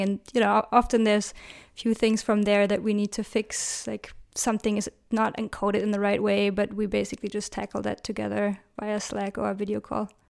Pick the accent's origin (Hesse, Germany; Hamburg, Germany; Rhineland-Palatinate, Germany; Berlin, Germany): Berlin, Germany; I love my hometown, Berlin